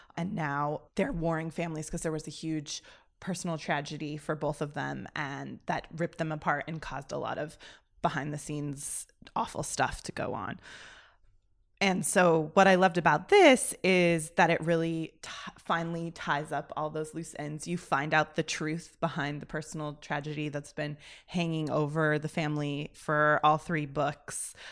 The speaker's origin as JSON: {"language": "English", "country": "United States", "also_born_or_lived": "Oxford", "said": "as an American"}